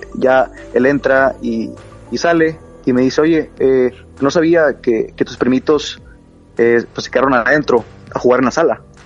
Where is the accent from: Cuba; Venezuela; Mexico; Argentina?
Mexico; Monterrey, Nuevo León; Soy de la ciudad de Monterrey, al norte de México.